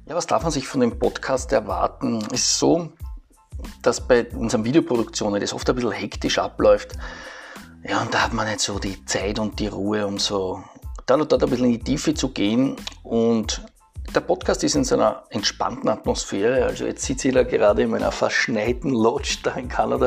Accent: Eastern Austria, Austria; bei uns in Ostösterreich

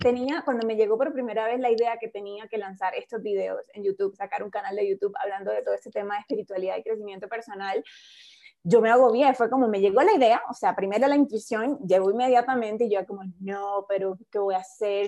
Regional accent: Colombia; en mi país, en Colombia

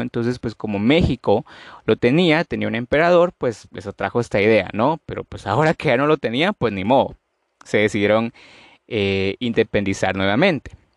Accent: Guatemala; yo soy de Guatemala

